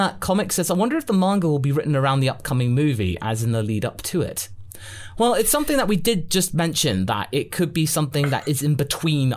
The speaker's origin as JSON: {"language": "English", "area": "Geordie", "region": "North East England", "country": "United Kingdom", "accent": "Geordie", "said": "I do love my Geordie accent"}